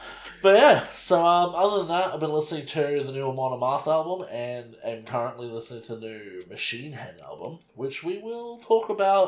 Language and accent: English; Australia; I'm an Aussie